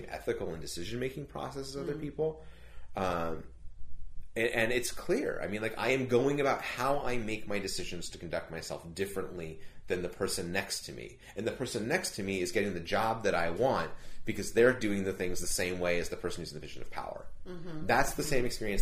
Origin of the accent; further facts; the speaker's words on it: Palos Verdes, California, United States; I grew up in Palos Verdes. I grew up in an incredibly wealthy community.